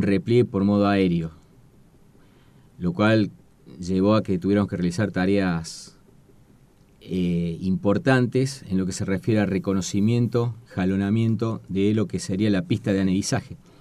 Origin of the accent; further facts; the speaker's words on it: Córdoba, Argentina; moved away as an adult; also born or lived in Comodoro Rivadavia, Chubut; al cumplir cinco años, nos trasladamos a la provincia de Córdoba y ahí es el lugar donde me crié. Así que yo me considero más cordobés que chubutense